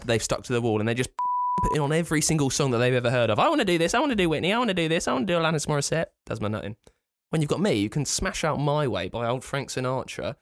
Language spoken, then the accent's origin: English; near Thorpe Park, South East England, United Kingdom; I grew up near Thorpe Park